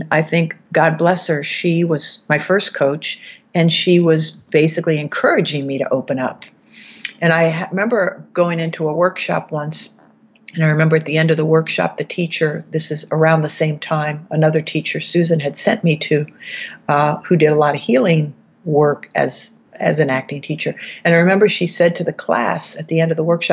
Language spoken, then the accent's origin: English; East Coast, United States; moved away as an adult; also born or lived in New York City, United States / Los Angeles, United States; I'm from the East Coast